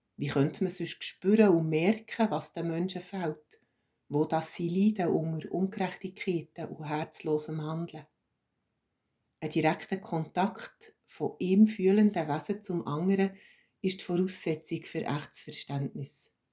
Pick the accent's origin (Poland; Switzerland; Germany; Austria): Switzerland; als Schweizer